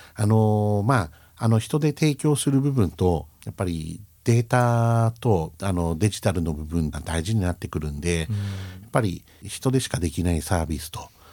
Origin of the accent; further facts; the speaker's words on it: Sendai, Miyagi, Japan; moved away as an adult; also born or lived in Tokyo; 自分は仙台出身だなんだなっていう